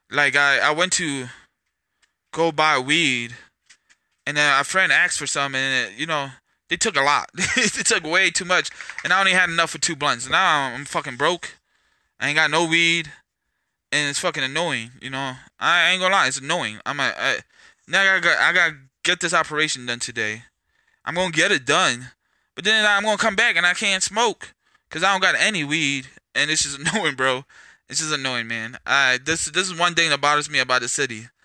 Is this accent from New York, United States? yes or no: no; California, United States; I came from California. I came from a lot of places.